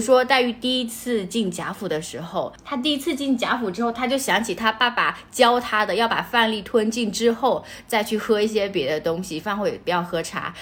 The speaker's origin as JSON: {"language": "Chinese", "region": "southern China", "country": "China", "said": "因为我是南方人"}